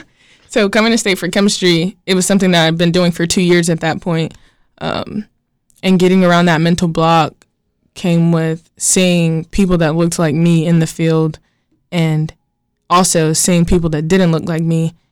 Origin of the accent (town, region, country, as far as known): Gastonia, North Carolina, United States